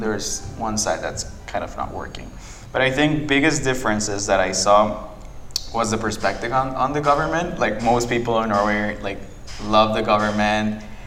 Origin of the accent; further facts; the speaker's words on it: Guatemala City, Guatemala Department, Guatemala; English is a second language; I was born and raised in Guatemala City.